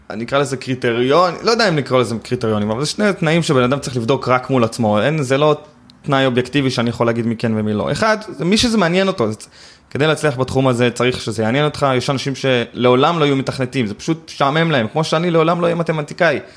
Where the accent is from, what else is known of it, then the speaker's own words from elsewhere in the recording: Eli, West Bank, Palestine; אני גדלתי ביישוב שנקרא עלי, אני מתנחל במקור